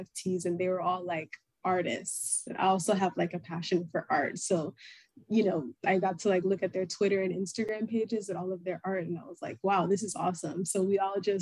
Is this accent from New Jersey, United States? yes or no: no; Florida, United States; also born or lived in Nigeria (ancestry); now in Houston, United States; my family's origin is Nigeria. I was born and raised in Florida, and I currently reside in Houston, Texas